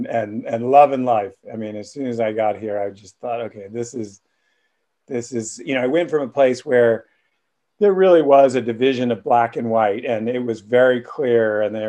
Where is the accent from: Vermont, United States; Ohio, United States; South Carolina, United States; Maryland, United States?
South Carolina, United States; Charleston; moved away as an adult; now in Hawaii, United States; Yeah, born and raised in Charleston, South Carolina, or South Kakalaki, as we used to refer to it.